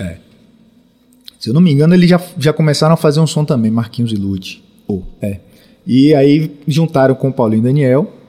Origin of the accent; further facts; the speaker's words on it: Salvador, Bahia, Brazil; eu sou daqui de Salvador, final dos anos 70